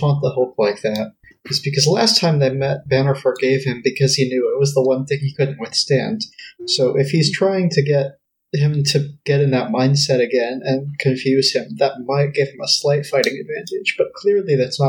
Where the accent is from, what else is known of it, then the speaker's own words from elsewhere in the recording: Texas, United States; I'm from Texas